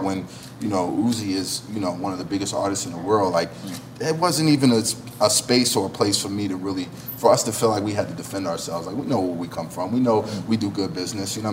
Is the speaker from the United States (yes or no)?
yes; Philadelphia, Pennsylvania, United States; moved away; also born or lived in Atlanta; being born and raised and growing up in Philly